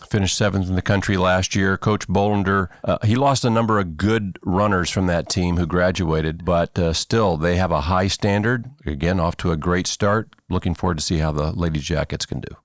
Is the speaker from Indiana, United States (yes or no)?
yes; Churubusco, Indiana, United States; moved away as an adult; now in Cedarville, United States; I went to a public high school in, in Indiana, Chiribusco, Indiana, throughout my hometown.